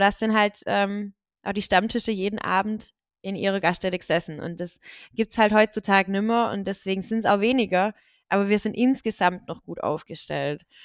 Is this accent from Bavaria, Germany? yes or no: no; Reichenbach im Täle, Baden-Württemberg, Germany; now in Schlat, Germany; bin in Reichenbachheim-Täle groß geworden und ähm, das sind, ist ein Teilort von der Gemeinde Deggingen